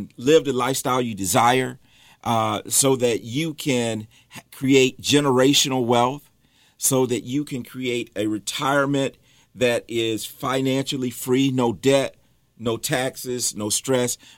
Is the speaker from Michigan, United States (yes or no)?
yes; Michigan, United States; moved away as an adult; now in Charlotte, United States; I am from Michigan. I grew up in Michigan, moved to Charlotte in 2014 with my family